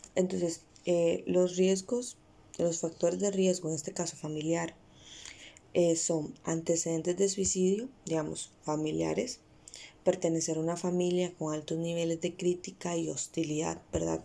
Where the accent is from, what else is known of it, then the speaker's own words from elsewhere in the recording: Costa Rica; Costa Rica, que es de donde yo soy